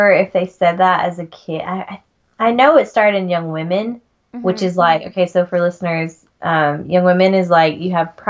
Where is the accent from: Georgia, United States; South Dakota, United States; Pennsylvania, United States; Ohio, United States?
Georgia, United States; accent: Southern; moved away as an adult; also born or lived in Utah; now in Germany; I grew up in Georgia, so in like in the deep South